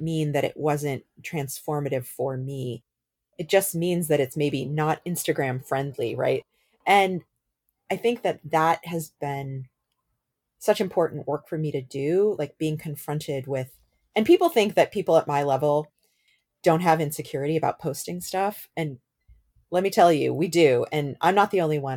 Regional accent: Bay Area, California, United States; I grew up in the Bay Area. I moved to the Bay Area when I was eight years old

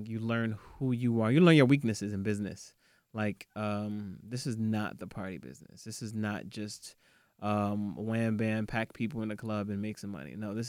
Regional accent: Nigeria; Yeah, I'm Nigerian.

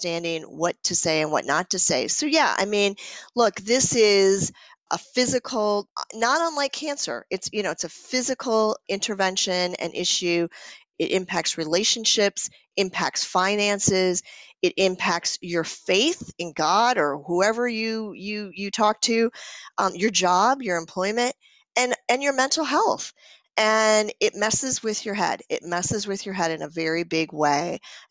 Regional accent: Minnesota, United States; I'm from Minnesota, so that's what we call them

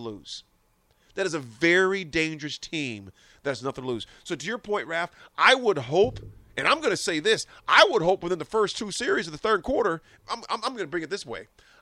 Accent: Nebraska, United States; I said, Nebraska

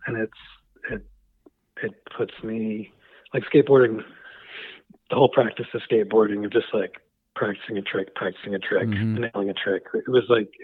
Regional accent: Newport, Rhode Island, United States; I was born there

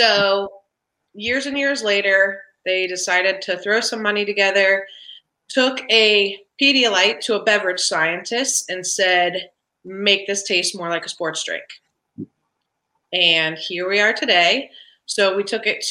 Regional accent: Columbus, Ohio, United States; moved away as an adult; now in Cincinnati, United States; I grew up in Columbus, and then I moved to Cincinnati

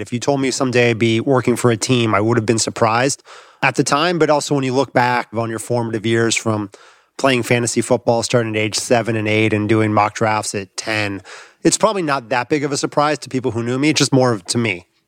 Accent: Los Angeles, California, United States; I grew up in Los Angeles

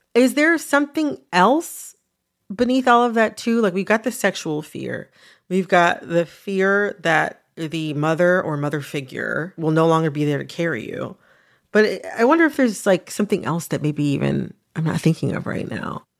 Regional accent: United States; I'm Black, I'm American

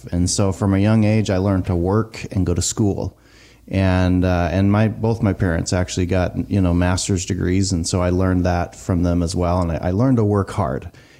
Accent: the Northwest, Pacific Northwest, United States; I also come from a big family. I grew up in the Northwest and, you know, my dad comes from living on a farm.

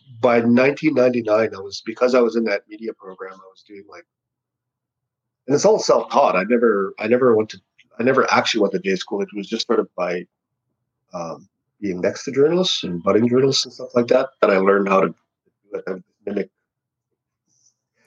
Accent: Hollow Water First Nation, Manitoba, Canada; I grew up mostly in a place called Hollow Water First Nation.

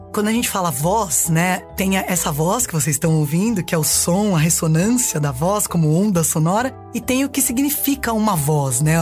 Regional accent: Diadema, São Paulo, Brazil; nasci em Diadema, São Paulo

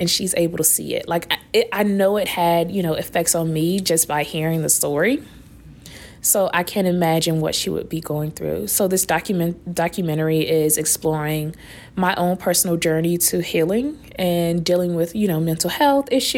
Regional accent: Raleigh, North Carolina, United States; I'm from Raleigh, North Carolina

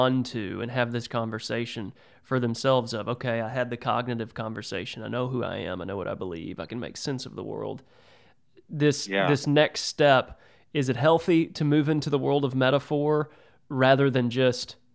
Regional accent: Texas, United States; I'm a redneck from Texas. Okay. You can probably hear it in my voice.

